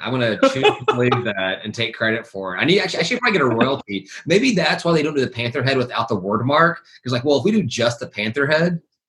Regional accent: Memphis, Tennessee, United States; moved away; I'm from Memphis originally, but I haven't been back. And to live back there in forever.

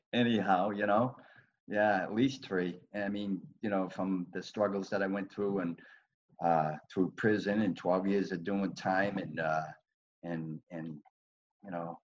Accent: Boston, Massachusetts, United States; growing up in Southie at that time, it was a good place, but it was a tough place to grow up

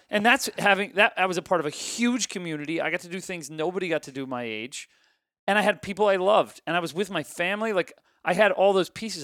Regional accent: Ohio, United States; I grew up in Ohio

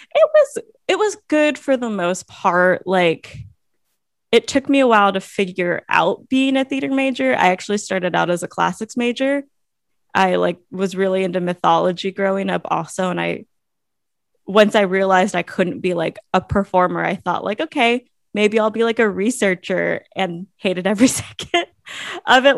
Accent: Monterey, California, United States; also born or lived in Hayward / Berkeley / Anaheim; I was born in Hayward. Um, and we lived in Hayward. I, my parents like bounced around Hayward and Berkeley and then down to like Anaheim. And then eventually I grew up in Monterey

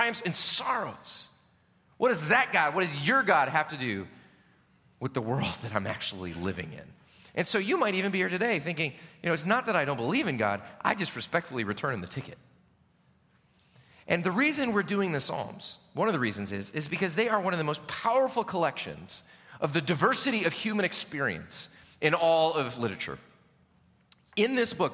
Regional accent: United States; especially as American Christians

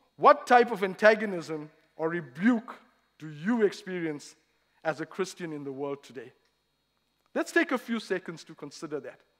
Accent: South Africa; moved away as an adult; now in Reading, United Kingdom; I'm no longer from South Africa. I've been here nine years now.

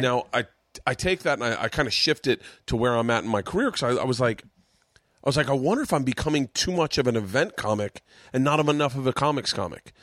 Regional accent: Tampa, Florida, United States; in Tampa, Florida, my hometown

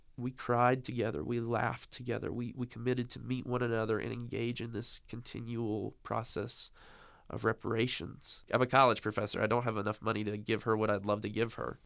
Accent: the South, United States; born or raised there

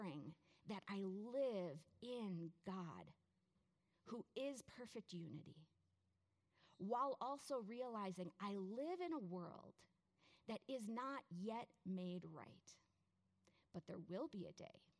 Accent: United States; as an American, I'm a citizen of the most powerful country

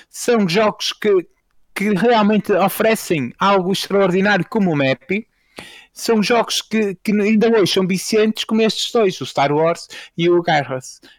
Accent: Fafe, Braga, Portugal; acho que já ficou claro que eu, vou ser, que eu sou de Faf

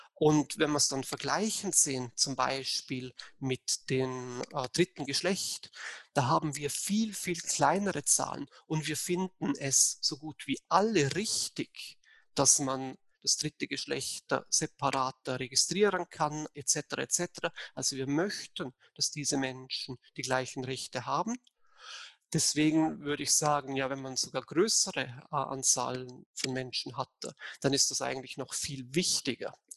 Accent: Vorarlberg, Austria; now in Bayreuth, Germany; ich bin eigentlich Österreicher, äh, aber komme aus Vorarlberg, äh, also aus dem Teil von Österreich, wo direkt an die Schweiz grenzt. Deswegen vielleicht der etwas ungewohnte Akzent.

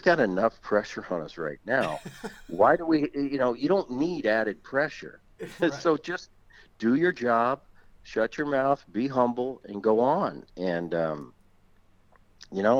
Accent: Philadelphia, Pennsylvania, United States; also born or lived in New Jersey; growing up in Philly and going to the ballpark when I was 4 and 5 years old

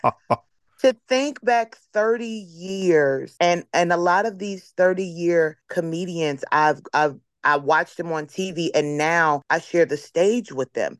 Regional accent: Chicago, Illinois, United States; my hometown, Chicago

